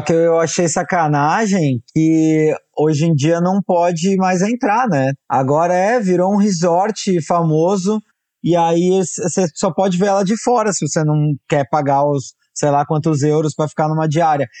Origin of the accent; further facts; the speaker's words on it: Brazil; A gente é brasileiro, já adoraram que a gente era brasileiro